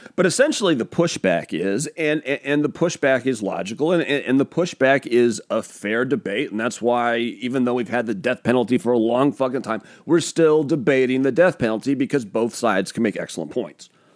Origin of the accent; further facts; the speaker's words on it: Pacific Northwest, United States; I'm from the Pacific Northwest